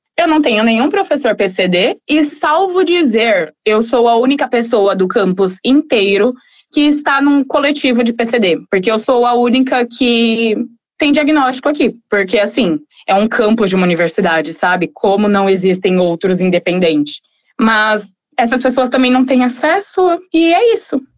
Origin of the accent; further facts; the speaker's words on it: Guarulhos, São Paulo, Brazil; moved away as an adult; now in Frederico Westphalen, Brazil; sou de Guarulhos, São Paulo. Atualmente eu moro no Rio Grande do Sul, em Frederico, justamente devido à faculdade.